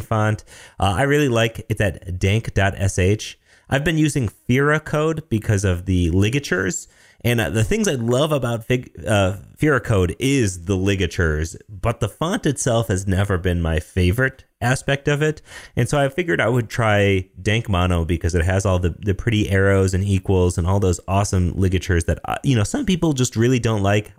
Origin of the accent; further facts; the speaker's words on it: Michigan, United States; I'm from Michigan. I'm from Michigan